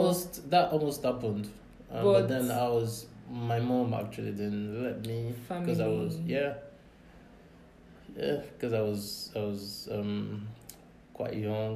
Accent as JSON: {"language": "English", "region": "Ondo", "country": "Nigeria", "said": "No, for those of you wondering, it's I'm actually from Ondo State, so"}